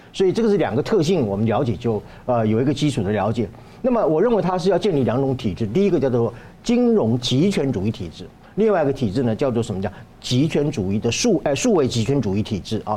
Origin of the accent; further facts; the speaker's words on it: Taiwan; 我作为一个台湾人，我没事，我去大安森林公园